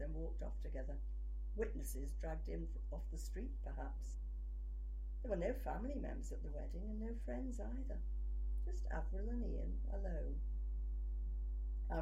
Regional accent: Liverpool, North West England, United Kingdom; also born or lived in Manchester; I'm from Liverpool, and yeah. I was a student in Manchester, and I live south of Manchester.

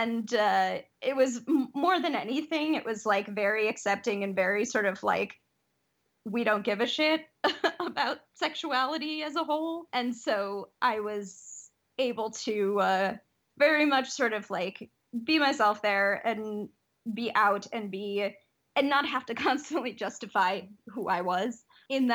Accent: Detroit, Michigan, United States; growing up in Detroit was amazing.

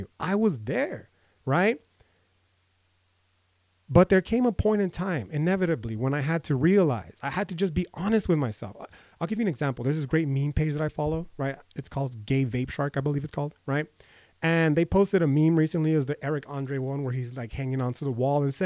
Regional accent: United States; I'm fucking American. I'm a brown person.

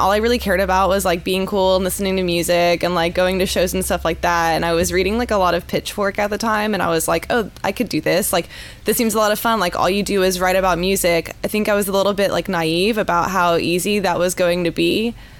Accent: Fort Stewart, Georgia, United States; born there; So I was born on Fort Stewart. My dad was in the Army.

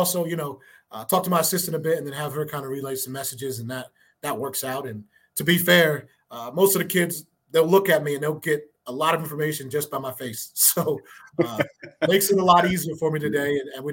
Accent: Maryland, United States; moved away as an adult; also born or lived in West Virginia; now in New Mexico, United States; originally I'm from Maryland.

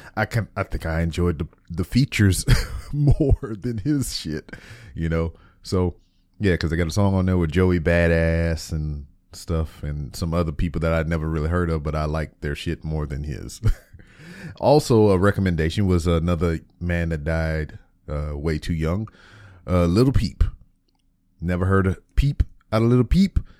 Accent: Lake Charles, Louisiana, United States; moved away; my hometown of Lake Charles, Louisiana

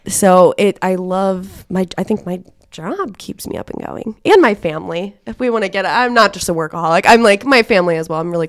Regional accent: Cincinnati, Ohio, United States; now in Muncie, United States; and I'm just from Cincinnati, so it's not like it's New York or anything like that, but it was a bigger city.

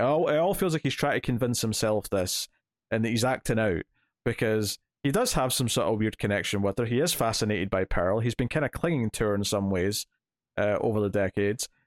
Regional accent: Scotland, United Kingdom; I'm Scottish

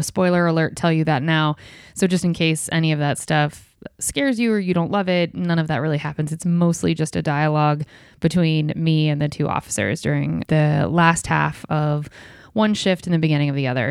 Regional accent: Ohio, United States; my small town where I grew up in Ohio

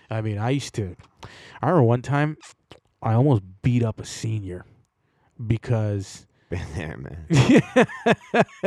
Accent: Toronto, Ontario, Canada; I grew up around Jamaicans in Toronto.

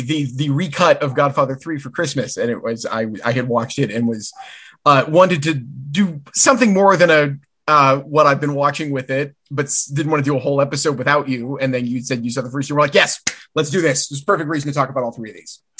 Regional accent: Caro, Michigan, United States; my local theater in Caro, Michigan, my hometown theater.

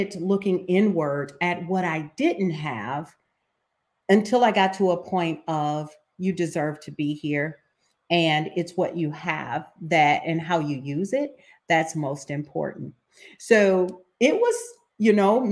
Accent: Ohio, United States; I am from Ohio

